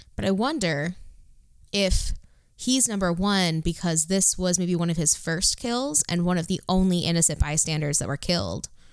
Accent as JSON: {"language": "English", "town": "Detroit", "region": "Michigan", "country": "United States", "said": "I'm from Detroit"}